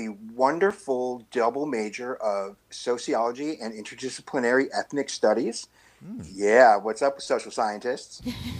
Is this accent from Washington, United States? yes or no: no; Milwaukee, Wisconsin, United States; So I'm born and raised in Milwaukee